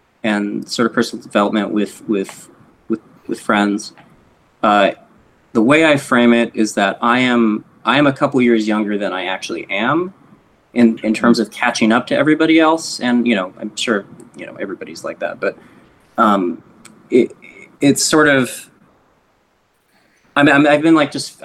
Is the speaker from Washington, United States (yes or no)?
yes; Eastern Washington, United States; Kevin and I grew up in Eastern Washington, or as a friend would argue, South Central Washington